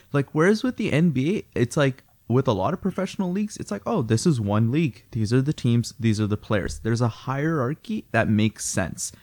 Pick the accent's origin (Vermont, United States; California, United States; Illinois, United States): Illinois, United States; Chicago; now in Canada; I'm actually from Chicago